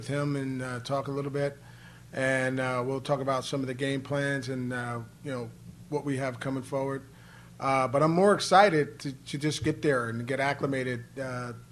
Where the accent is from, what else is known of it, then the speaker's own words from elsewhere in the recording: Northeast, United States; I'm from the Northeast.